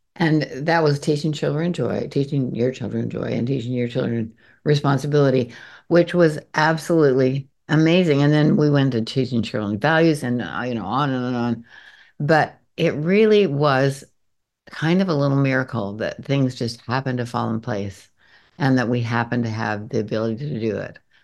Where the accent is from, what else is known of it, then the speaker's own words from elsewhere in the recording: Montpelier, Idaho, United States; I grew up in Montpelier, Idaho, which is down in the very eastern, s, southeastern corner of Idaho